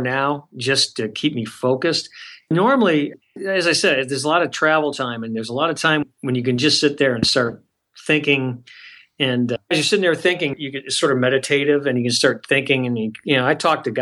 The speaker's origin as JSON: {"language": "English", "area": "a suburb of Detroit", "region": "Michigan", "country": "United States", "tie": "born or raised there", "said": "I grew up in Michigan, a suburb of Detroit"}